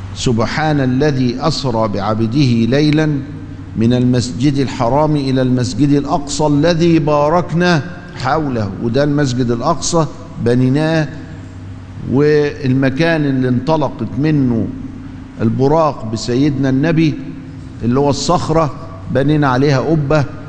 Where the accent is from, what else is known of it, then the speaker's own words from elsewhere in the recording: Egypt; عندنا في مصر